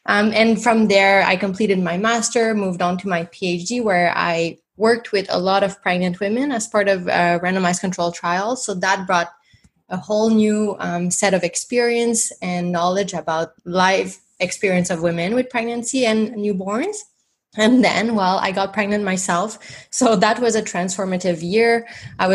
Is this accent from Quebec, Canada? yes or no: yes; Montreal, Quebec, Canada; first language French; English is a second language; moved away as an adult; I'm from Montreal. So my first language is in French.